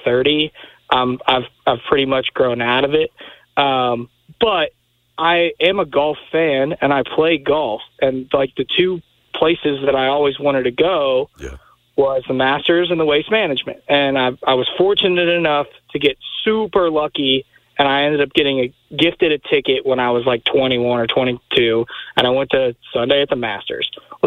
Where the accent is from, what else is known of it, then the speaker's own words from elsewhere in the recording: Louisville, Kentucky, United States; I grew up in Louisville.